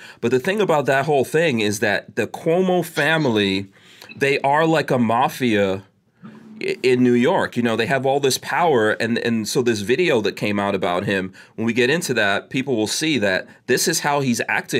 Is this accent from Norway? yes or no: no; Guyana; born there; I was born in Guyana, which is considered Caribbean South America, but, you know, everyone considers it the Caribbean